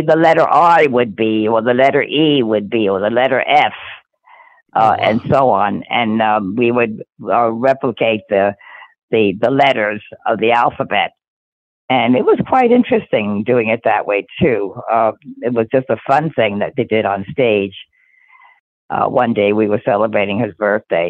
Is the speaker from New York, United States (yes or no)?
yes; New York City, New York, United States; I was born in Brooklyn, New York, and in 1940. And I went to a residential school in the Bronx.